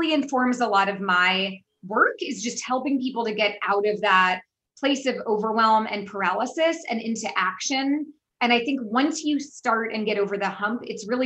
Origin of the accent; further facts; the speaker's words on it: San Francisco, California, United States; moved away; I'm obviously from the United States, born and raised in San Francisco, but I have lived all over the world